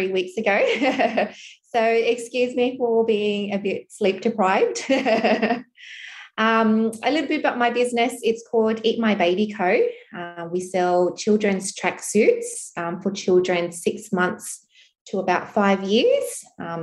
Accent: Australia; an Australian, Asian migrant, second generation migrant family

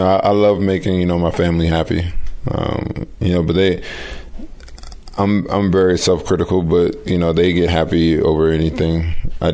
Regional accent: Hyattsville, Maryland, United States; also born or lived in Washington, D.C.; where I'm from in Hyattsville, North Brentwood, Maryland, where I grew up, where I went to high school at Northwestern

